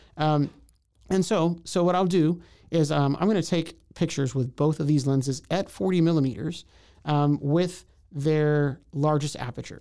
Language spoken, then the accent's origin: English; Houston, Texas, United States; moved away as an adult; now in Waco, United States; I'm from Houston, came to Waco to go to Baylor University